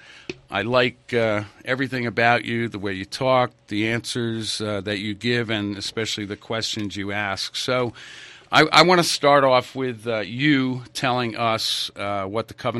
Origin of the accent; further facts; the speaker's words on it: New England, United States; I was raised in New England